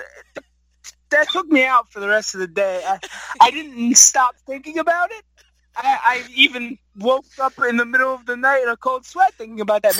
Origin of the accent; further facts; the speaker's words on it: New Jersey, United States; I'm from New Jersey